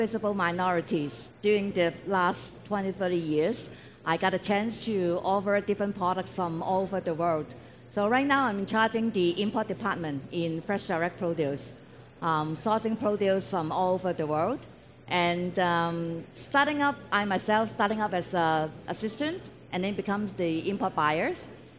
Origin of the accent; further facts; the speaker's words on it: Hong Kong; moved away as an adult; now in Vancouver, Canada; born and raised in Hong Kong. So came to Canada in 1991